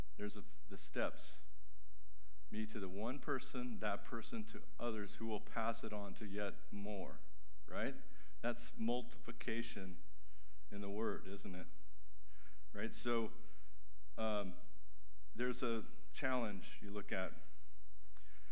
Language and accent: English; Mexico; moved away; I grew up in Mexico with boats